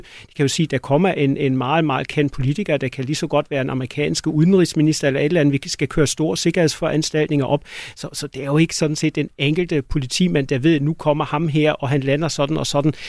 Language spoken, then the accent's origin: Danish; Germany; now in Denmark